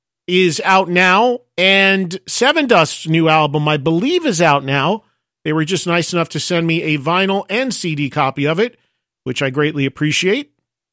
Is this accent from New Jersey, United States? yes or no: yes; New Jersey, United States; I've lived in New Jersey my whole life, and we don't have any here.